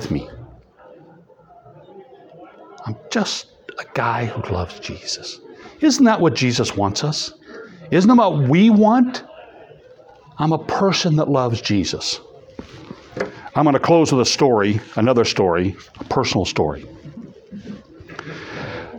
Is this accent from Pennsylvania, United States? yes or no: no; East Peoria, Illinois, United States; moved away; also born or lived in Madison; I grew up in East Peoria